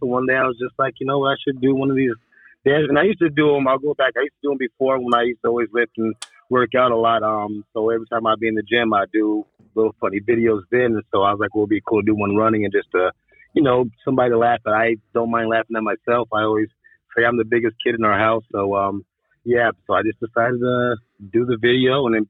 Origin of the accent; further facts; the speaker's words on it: Long Beach, California, United States; born there; also born or lived in Camp Pendleton; No, I'm a military brat. Skip the long list out. I was born in Long Beach, California on the Naval Base there. My earliest memories I have of being on the military base was when we lived in Camp Pendleton.